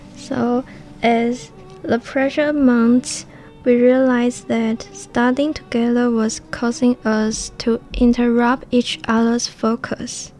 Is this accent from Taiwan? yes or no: yes; Hualien, Hualien County, Taiwan; English is a second language; also born or lived in Taoyuan; I'm from Hualien